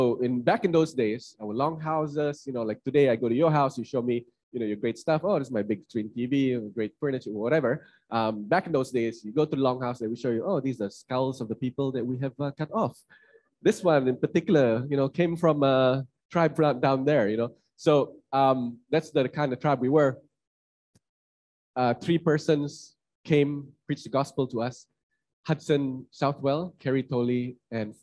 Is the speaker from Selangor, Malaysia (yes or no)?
no; Kuching, Sarawak, Malaysia; moved away as an adult; also born or lived in Kuala Lumpur; I'm from Kuching, Sarawak.